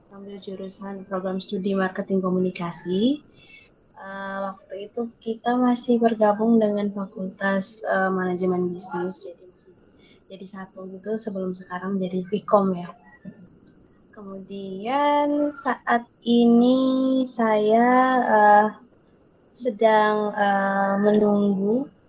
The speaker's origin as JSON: {"language": "Indonesian", "town": "Maumere", "region": "East Nusa Tenggara", "country": "Indonesia", "tie": "born or raised there", "also_born_or_lived": "Surabaya", "moved": "as an adult", "said": "saya pilihnya waktu itu di uh, salah satu media lokal di Maumere"}